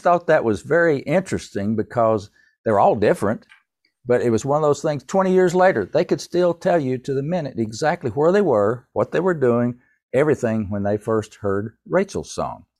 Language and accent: English; Tennessee, United States; moved away as an adult; also born or lived in Winston-Salem, North Carolina; I'm from Tennessee